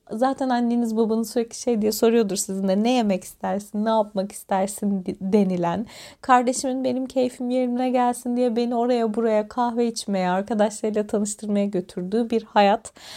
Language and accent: Turkish; Antalya, Turkey; moved away as an adult; ben Antalya'da doğdum ve büyüdüm. 18 yaşına kadar burada yaşadım.